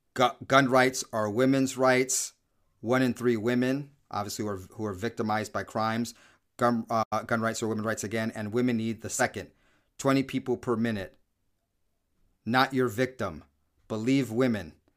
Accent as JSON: {"language": "English", "country": "United States", "said": "I am black American"}